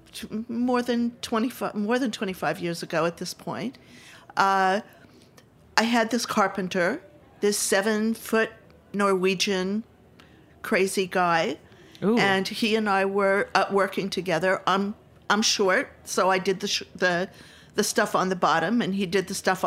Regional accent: Utah, United States; moved away as an adult; now in New York, United States; I'm a transplant from Utah. I've lived in New York for 50 of my 70 years

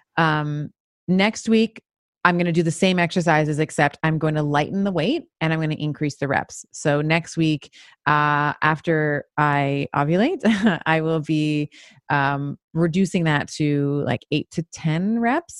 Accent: Montreal, Quebec, Canada; also born or lived in Toronto; I moved from Toronto, uh, moved to Montreal, had a, and lived there for many years

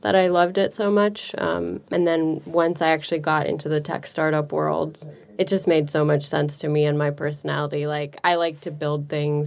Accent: San Francisco, California, United States; growing up in San Francisco

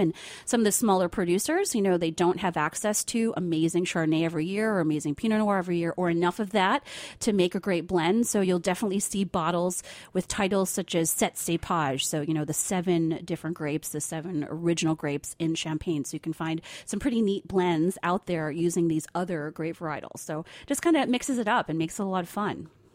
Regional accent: New Jersey, United States; I grew up in New Jersey

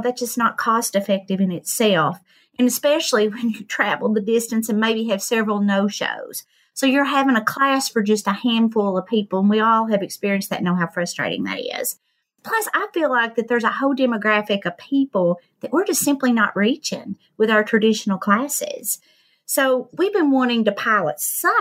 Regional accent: United States; accent: hillbilly

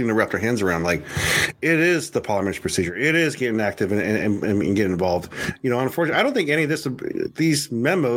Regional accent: United States; as an American

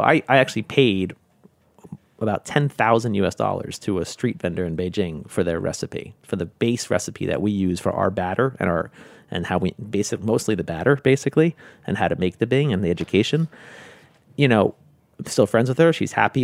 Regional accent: New York, United States; moved away as an adult; also born or lived in Hong Kong / China; even though I'm from New York, I was new to New York

